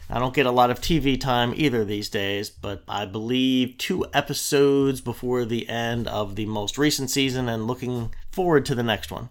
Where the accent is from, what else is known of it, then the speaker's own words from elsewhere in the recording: Delaware, United States; moved away as an adult; now in James City County, Virginia, United States; I grew up in Delaware